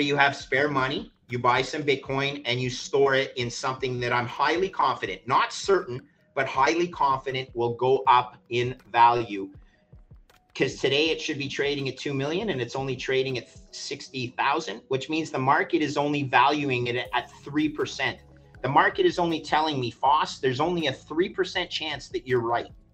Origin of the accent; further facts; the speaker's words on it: Montreal, Quebec, Canada; now in Toronto, Canada; I grew up in Montreal.